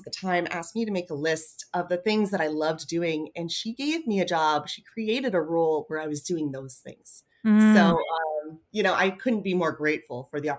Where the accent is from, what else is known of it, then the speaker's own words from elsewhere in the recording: Toronto, Ontario, Canada; moved away as an adult; now in New York, United States; I moved to New York from Toronto about 15 years ago for an internship with the WPO.